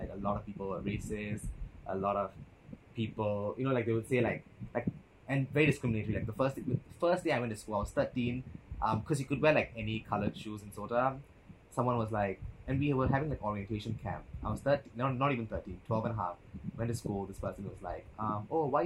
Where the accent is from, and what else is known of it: Singapore